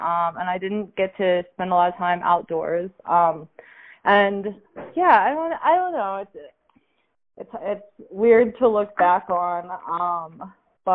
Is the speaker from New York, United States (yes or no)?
no; Pittsburgh, Pennsylvania, United States; moved away as an adult; now in New Mexico, United States; I'm from Pittsburgh, Pennsylvania. And I lived there until I was 23.